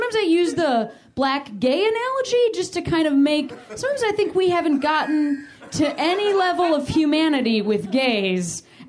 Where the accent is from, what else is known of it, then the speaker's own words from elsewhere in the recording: United States; I'm American